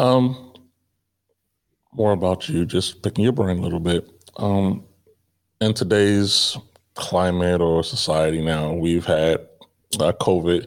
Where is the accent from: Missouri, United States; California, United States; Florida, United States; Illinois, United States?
Illinois, United States; Chicago; moved away as an adult; also born or lived in Grand Forks, North Dakota; growing up in Chicago is a big city